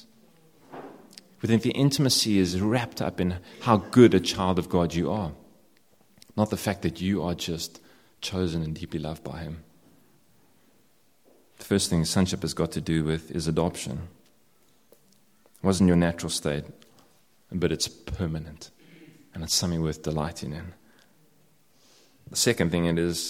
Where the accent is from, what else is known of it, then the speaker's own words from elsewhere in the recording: South Africa; I'm South African